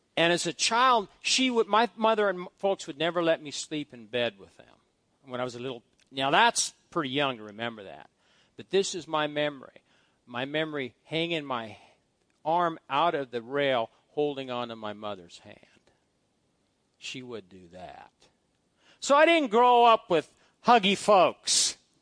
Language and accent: English; Fairbury, Nebraska, United States; the Big Rock in Fairbury, Nebraska, because it's a big rock that's been there for hundreds of thousands of years. And that's where my father carved his name on that big rock, and some of you know where the big rock is. It's, it's something that, that represents my growing up, my family, my hometown